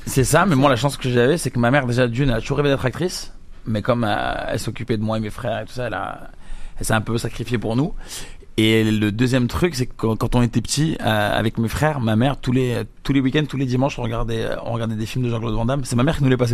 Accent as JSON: {"language": "French", "country": "Algeria", "said": "je suis pas brésilien, je suis algérien"}